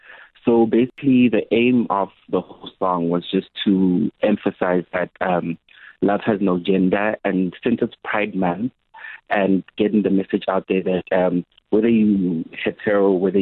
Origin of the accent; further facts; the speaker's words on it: KwaZulu-Natal, South Africa; now in Johannesburg, South Africa; So I am born and bred in KZN, but I am now in Johannesburg.